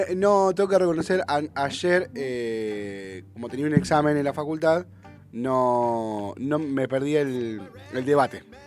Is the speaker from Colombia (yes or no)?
no; San Isidro, Buenos Aires Province, Argentina; also born or lived in San Fernando; yo nací, yo viví mi infancia en San Isidro, mi adolescencia, mi infancia en Becar, mi, adolescencia en San Isidro